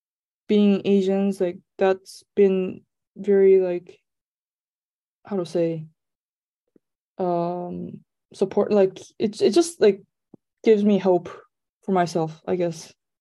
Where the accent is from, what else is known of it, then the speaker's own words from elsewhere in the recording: South Korea; moved away as an adult; now in France; I started my career in tech, like video game industry in South Korea. I'm from South Korea. And I moved to France 7 years ago to be in a beauty industry.